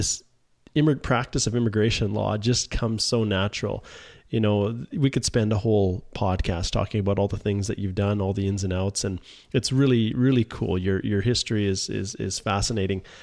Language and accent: English; Alberta, Canada; also born or lived in Manitoba; I was from Alberta